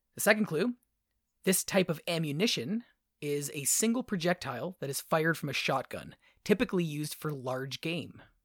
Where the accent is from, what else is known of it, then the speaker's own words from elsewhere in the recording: near the Welland Canal, Ontario, Canada; where I grew up near the Welland Canal, we always had a weir that went through the center of our town